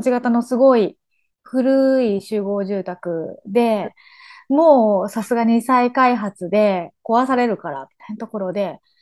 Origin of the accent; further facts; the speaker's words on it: Hiroshima, Japan; 自分は横川出身なんだけど